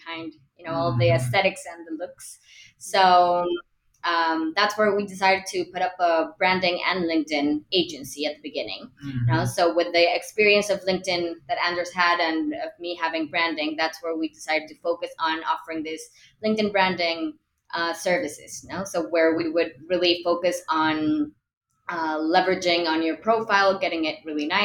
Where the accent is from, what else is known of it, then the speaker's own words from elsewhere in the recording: Mexico City, Mexico; I'm from Mexico City. We're in Monterrey.